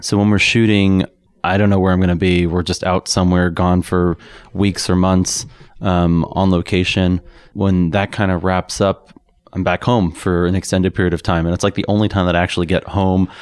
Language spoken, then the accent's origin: English; New York City, New York, United States; moved away as an adult; now in Boulder, United States; I grew up in New York